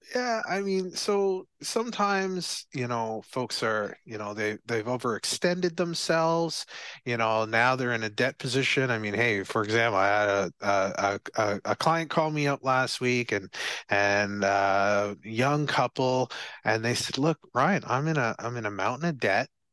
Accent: Barbados; from Barbados, I'm from Barbados

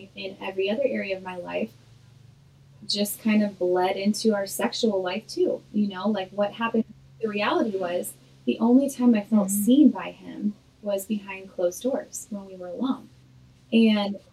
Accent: Illinois, United States; moved away as an adult; now in Nashville, United States; I'm originally from Illinois

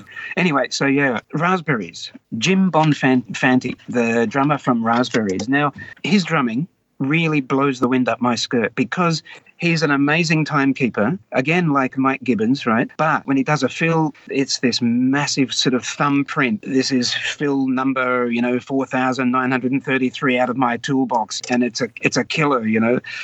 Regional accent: Wagga Wagga, New South Wales, Australia; I grew up in Wagga Wagga, and my family were not really from Wagga. They were all from Sydney.

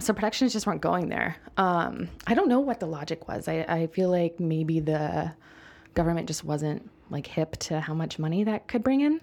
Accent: United States; I'm already an American writing about mezcal

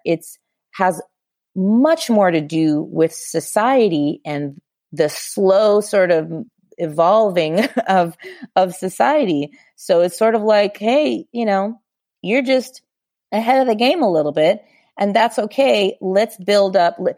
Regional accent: Southern California, United States; I born and raised in California, Southern California specifically

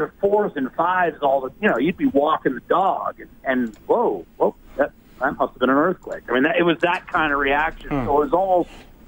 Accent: Pennsylvania, United States; moved away; also born or lived in Alaska; 15 miles from my hometown in Pennsylvania

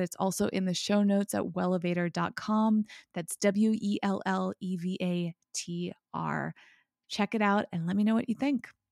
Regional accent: United States; as an American

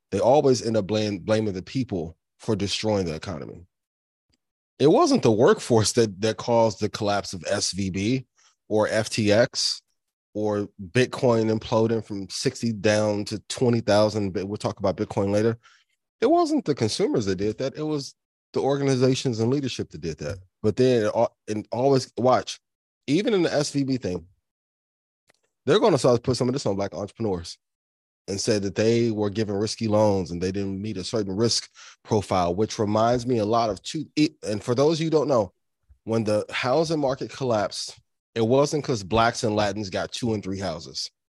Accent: East Chicago, Indiana, United States; I'm a kid from Northwest Indiana, like, to be from East Chicago

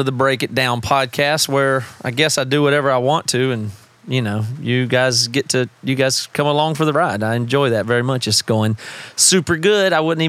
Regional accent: South Carolina, United States; Seth and I grew up together in South Carolina.

